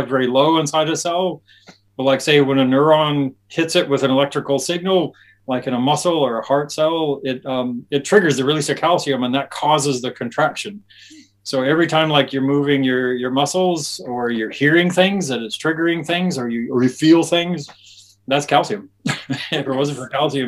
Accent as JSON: {"language": "English", "town": "Albuquerque", "region": "New Mexico", "country": "United States", "tie": "born or raised there", "moved": "as an adult", "lives_now": "Auckland, New Zealand", "said": "my hometown of Albuquerque, New Mexico"}